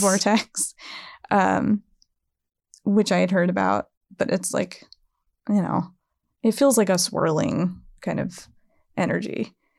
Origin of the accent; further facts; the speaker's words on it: East Coast, United States; I'm from the East Coast